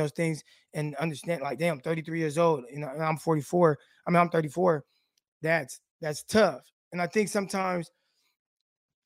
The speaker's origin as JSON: {"language": "English", "town": "Stockton", "region": "California", "country": "United States", "said": "I'm from Stockton, California, Valverde Park"}